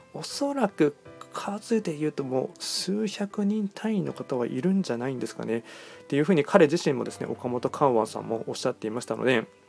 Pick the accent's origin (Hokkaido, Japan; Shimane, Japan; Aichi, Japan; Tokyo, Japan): Aichi, Japan; 僕も愛知県出身